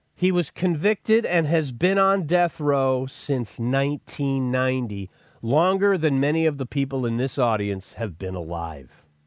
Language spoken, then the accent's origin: English; Buffalo, New York, United States; moved away; I was born in Buffalo. I lived in Buffalo for a short time. I've been to Buffalo plenty. And I remember growing up in Buffalo